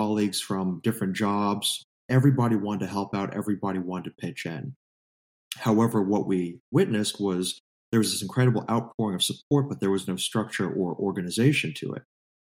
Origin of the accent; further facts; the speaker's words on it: Santa Rosa, California, United States; I was born and raised in California, grew up in the North Bay, Santa Rosa